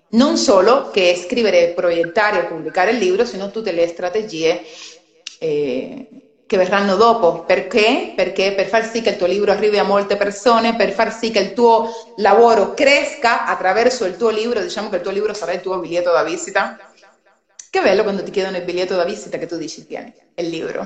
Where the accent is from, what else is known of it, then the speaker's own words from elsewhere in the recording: Cuba; Italian is a second language; now in Italy; sono cubana, anche se sono molti anni che sono in Italia si sente magari anche dal mio accento